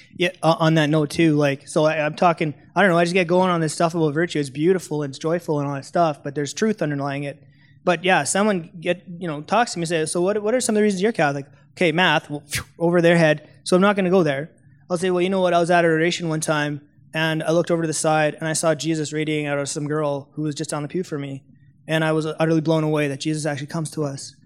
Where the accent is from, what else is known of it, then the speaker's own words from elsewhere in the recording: Canada; I'm from Canada